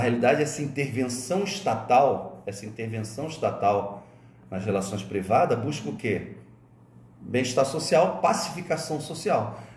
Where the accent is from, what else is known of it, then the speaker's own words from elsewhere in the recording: Rio de Janeiro, Brazil; also born or lived in Alcântara, São Gonçalo; now in Santa Catarina, Brazil; Vocês sabem que eu sou carioca. Eu me formei, eu vim para Santa Catarina em 91.